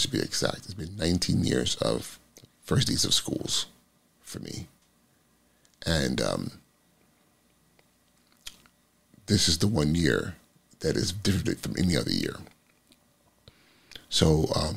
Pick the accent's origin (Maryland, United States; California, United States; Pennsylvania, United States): California, United States; the community I grew up in California